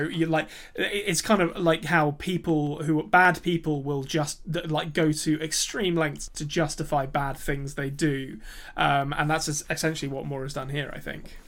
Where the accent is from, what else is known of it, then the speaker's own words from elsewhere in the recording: England, United Kingdom; accent: English; I'm English.